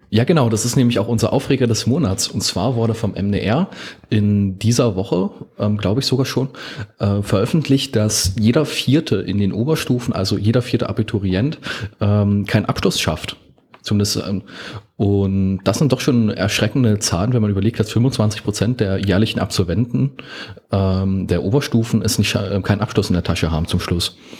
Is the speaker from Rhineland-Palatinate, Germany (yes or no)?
no; Osterweddingen, Saxony-Anhalt, Germany; in meiner Heimat ähm, hat, wurde es sehr stark ausgebaut. bei uns wurde das Gewerbgebiet in Osterwedding